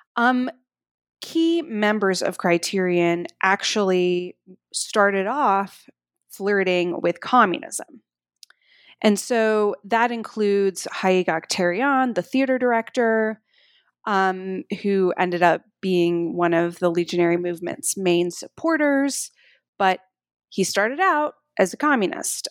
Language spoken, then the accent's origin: English; Durham, North Carolina, United States; growing up in the eighties, uh, in Durham, North Carolina. That's where I grew up